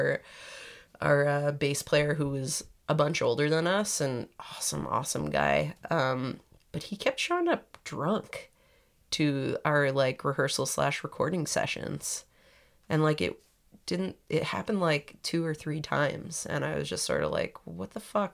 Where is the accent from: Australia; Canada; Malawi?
Canada; Toronto, Ontario; moved away as an adult; now in New York, United States; I am from Toronto